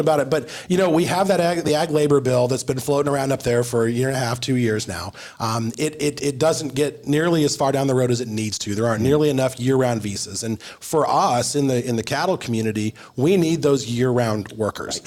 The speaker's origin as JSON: {"language": "English", "region": "Arizona", "country": "United States", "said": "I'm from Arizona"}